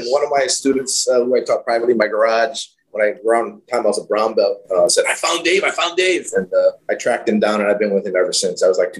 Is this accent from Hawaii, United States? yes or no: yes; Hawaii, United States; moved away as an adult; now in California, United States; I started in Hawaii. I'm from Hawaii, born and raised, went to University of Hawaii